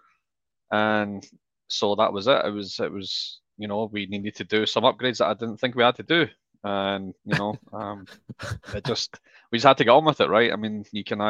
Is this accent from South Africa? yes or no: no; Scotland, United Kingdom; moved away as an adult; also born or lived in Australia; now in Austin, United States; I'm not from Central Texas. I'm actually originally from Scotland. Left Scotland in 2010, moved to Australia